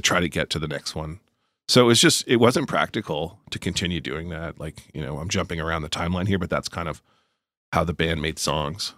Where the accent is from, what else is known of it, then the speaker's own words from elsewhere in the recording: Moncton, New Brunswick, Canada; knocked around Moncton, where I w, where I, my hometown